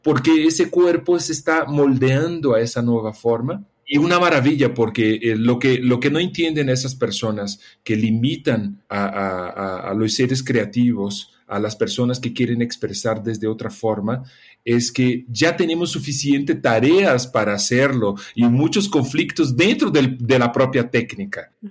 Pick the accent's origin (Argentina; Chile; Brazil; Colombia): Brazil; now in Mexico; yo nací en Brasil